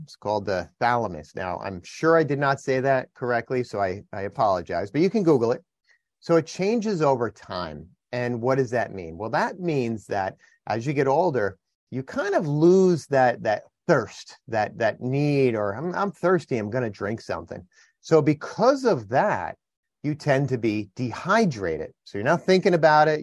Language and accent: English; New Jersey, United States; I'm from New Jersey